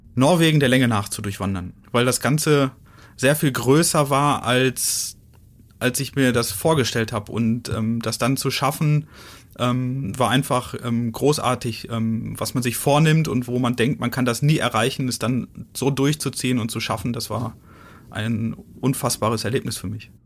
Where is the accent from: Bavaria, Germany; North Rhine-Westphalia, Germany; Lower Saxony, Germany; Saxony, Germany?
North Rhine-Westphalia, Germany; Ruhr area; now in Dresden, Germany; Also ich komme ja aus dem Ruhrgebiet.